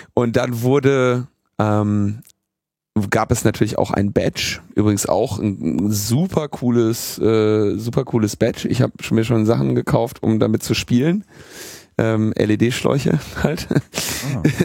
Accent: Berlin, Germany; wo kommst du her? Ja, Berlin

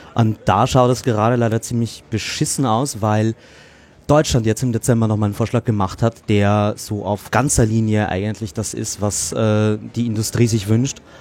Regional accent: Austria; ich bin Österreicher

